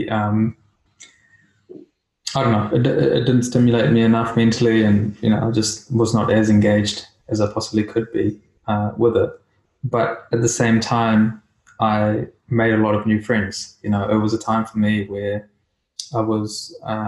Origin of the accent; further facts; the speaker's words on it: India; as a kid, you know, growing up in India, I learned different things